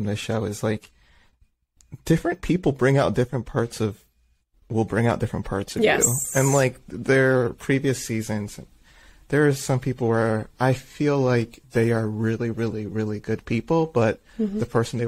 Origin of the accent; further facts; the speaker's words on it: Michigan, United States; we're from Michigan